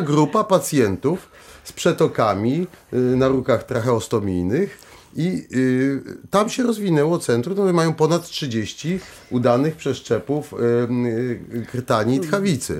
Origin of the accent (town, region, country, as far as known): Poland